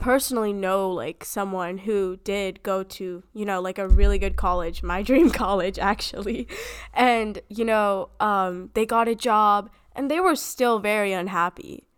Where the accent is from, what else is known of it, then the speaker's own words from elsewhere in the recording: United States; We are growing up in America.